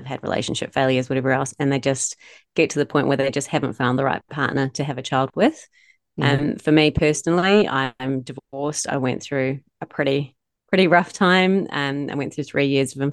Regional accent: Wellington, New Zealand; moved away as an adult; also born or lived in Palmerston North; now in Melbourne, Australia; I grew up in Wellington and I moved over here when I was 35

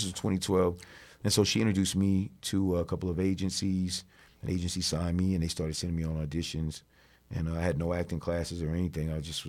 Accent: East Coast, United States; You know, I'm from the East Coast. I like being on the East Coast.

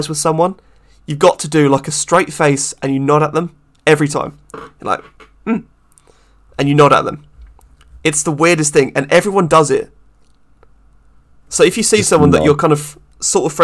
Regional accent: England, United Kingdom; I'm English, and in England, we have a drinking culture

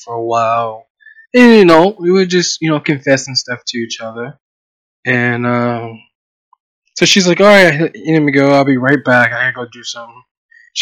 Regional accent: Columbus, Ohio, United States; also born or lived in Pittsburgh, Pennsylvania; grew up from Pittsburgh, grew up in Ohio. So I did my middle school years and my high school years all in Ohio.

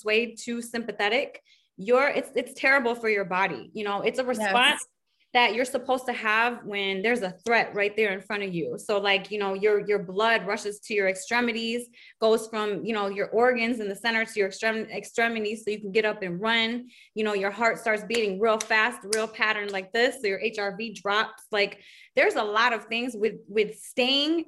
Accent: Detroit, Michigan, United States; I'm from Detroit

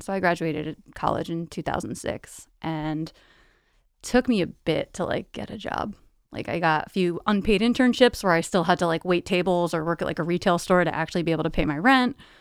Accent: New Windsor, New York, United States; moved away; I grew up in a small suburban town in, uh, Orange County, New York. So I grew up in a town called New Windsor

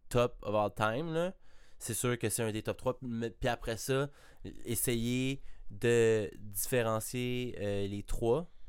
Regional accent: Laval, Quebec, Canada; pour un gars de Montréal, je suis un Lavallois

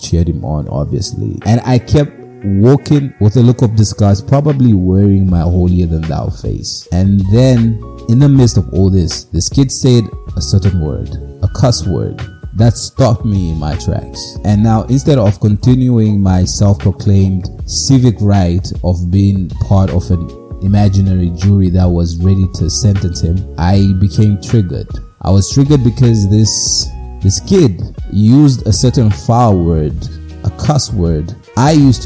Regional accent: Mutare, Manicaland, Zimbabwe; growing up in Zimbabwe many years ago, in the streets of Mutare, beautiful place, a lot of mountains, hills, very cold.

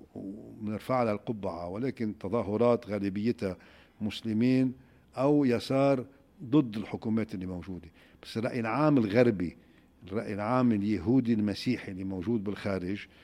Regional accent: Lebanon; توحدنا كلبنانيين

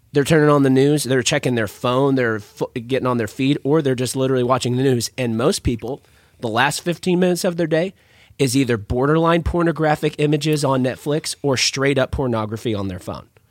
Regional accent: San Angelo, Texas, United States; I'm from San Angelo, Texas

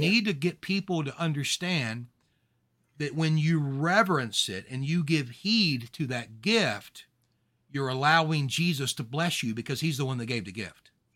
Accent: Louisiana, United States; I'm from Louisiana

